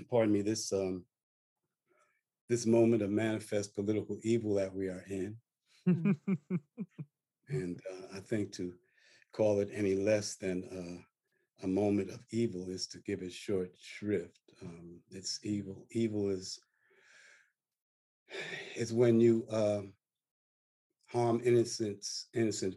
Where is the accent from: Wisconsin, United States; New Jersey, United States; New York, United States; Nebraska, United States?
New Jersey, United States; Newark; also born or lived in Farmville, Virginia; I was born in Farmville, Virginia, where schools were closed for 5 years rather than desegregate them. So I was born in segregation, believe it or not, born in struggle. I grew up, my family got moved north to Newark